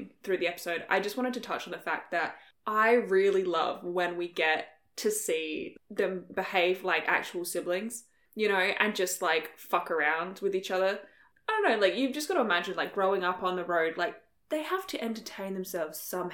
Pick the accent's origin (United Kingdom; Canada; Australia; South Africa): Australia